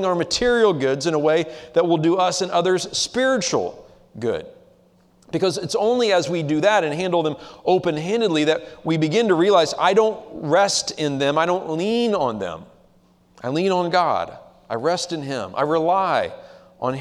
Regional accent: United States; as American Christians living in the 21st century

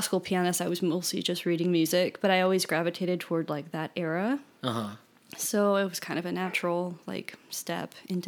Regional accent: Baton Rouge, Louisiana, United States; Baton Rouge.

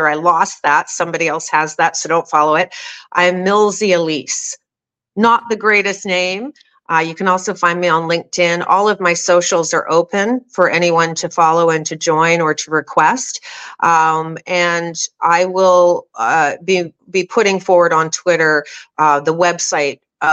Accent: Canada; as a Canadian

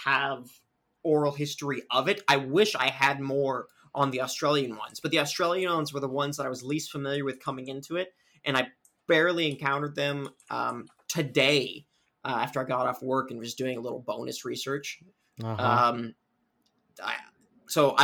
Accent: Southern California, United States; I'm from Southern California

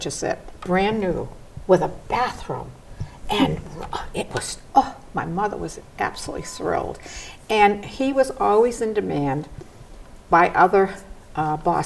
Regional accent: Easton, Massachusetts, United States; I had a wonderful time growing up in Easton

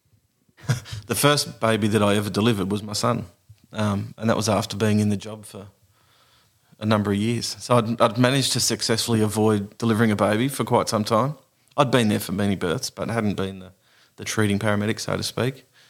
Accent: Beaconsfield, Tasmania, Australia; also born or lived in Lightning Ridge; now in Nambucca Valley, Australia; I'm from Tassie.

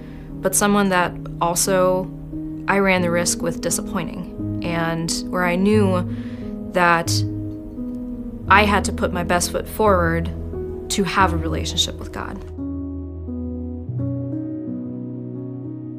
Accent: Augsburg, Bavaria, Germany; moved away as an adult; now in Tucson, United States; I was born and raised in Augsburg, Germany. I moved to Tucson in 2020

